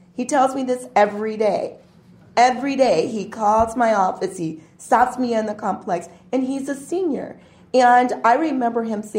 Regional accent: Beloit, Wisconsin, United States; I'm a product of Beloit. I grew up in Beloit.

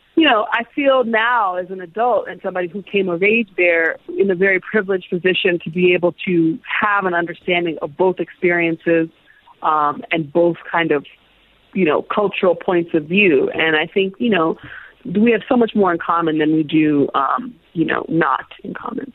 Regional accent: Illinois, United States; also born or lived in Zambia; growing up, we grew up in a in a small kind of college town. My father was a professor at a university in, in Illinois

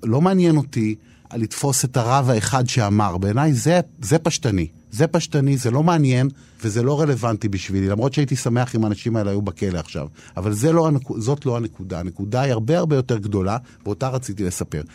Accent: Herzliya, Tel Aviv District, Israel; שהייתה לי ילדות אה, מסובכת, אה, לכאורה יפה כזאת, הרצליה פיתוח

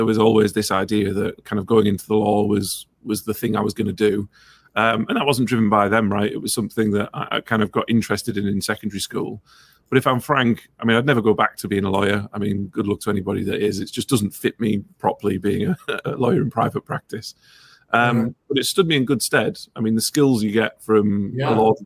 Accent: Ingleby Barwick, North East England, United Kingdom; I grew up in Ingleby, Barwick

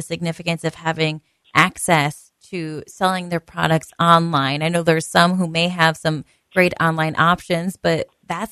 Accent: Wisconsin, United States; Wisconsin, my home state, we're pretty diverse

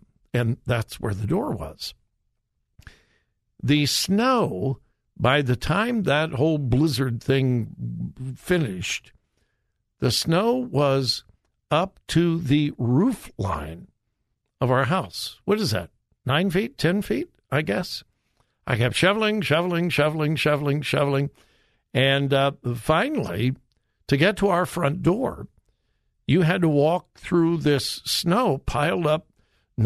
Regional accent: California, United States; moved away as an adult; now in Ohio, United States; I'm a California kid. Joy and I moved here in March of 76. So, had not been here long in Ohio

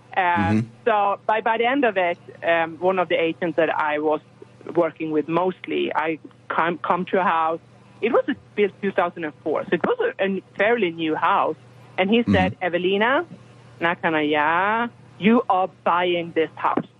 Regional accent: Sweden; moved away as an adult; now in Texas, United States; I am from Europe, from Sweden, and um, we arrived in Texas because of my husband's job

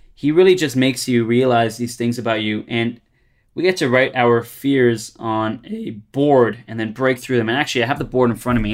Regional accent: Brampton, Ontario, Canada; moved away as an adult; also born or lived in Toronto; now in Australia; they're from my hometown

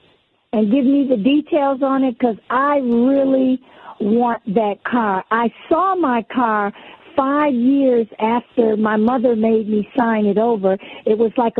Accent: New York City, New York, United States; We're originally from Brooklyn, New York

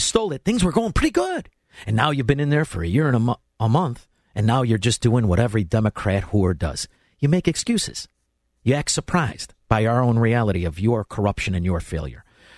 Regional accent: Illinois, United States; as an Illinoisan

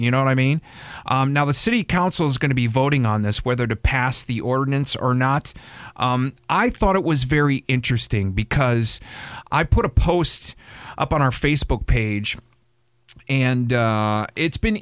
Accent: Wisconsin, United States; I'm from Wisconsin

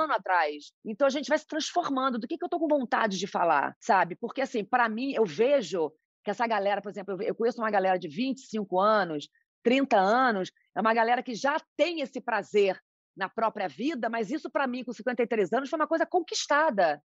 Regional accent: Macaé, Rio de Janeiro, Brazil; moved away as an adult; now in São Paulo, Brazil; eu nasci em Macaé, interior do Rio

